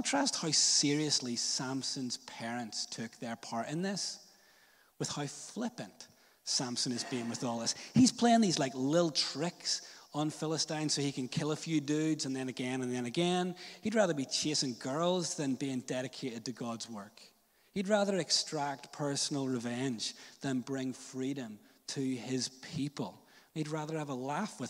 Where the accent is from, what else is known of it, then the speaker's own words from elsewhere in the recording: Northern Ireland, United Kingdom; I was a little church kid growing up in Northern Ireland